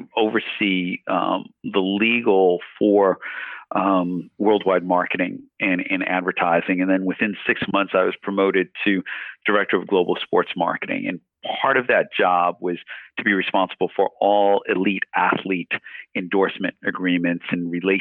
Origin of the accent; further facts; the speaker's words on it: New York City, New York, United States; now in Toronto, Canada; I grew up in Queens, New York, in East Elmhurst